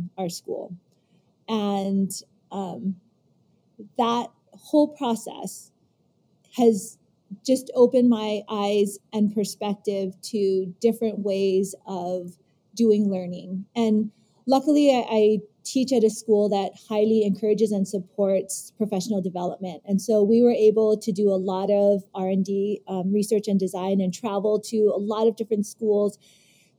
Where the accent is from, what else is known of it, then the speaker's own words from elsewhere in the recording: California, United States; moved away as an adult; also born or lived in Hana, Maui, Hawaii; now in Maui, United States; I was born and raised in California, and my mom and dad are from very, very remote small towns here on Maui, Hana and Kipuhulu